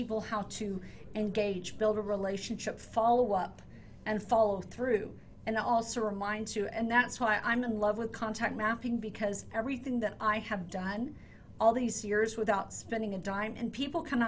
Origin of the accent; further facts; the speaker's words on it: Hawaii, United States; also born or lived in Texas; I was born in Texas and raised in Hawaii